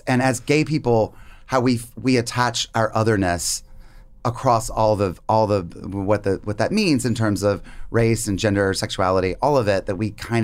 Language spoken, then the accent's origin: English; North Carolina, United States; I grew up in North Carolina.